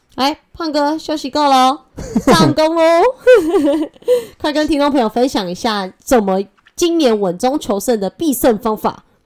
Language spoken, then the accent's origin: Chinese; Taipei, Taiwan; also born or lived in Changhua; 我虽然是彰化人，但是我从小在台北长大